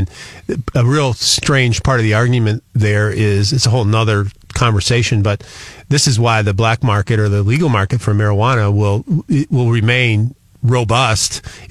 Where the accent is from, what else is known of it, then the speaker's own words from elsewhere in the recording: Michigan, United States; moved away as an adult; now in Missouri, United States; I was born and raised in Michigan.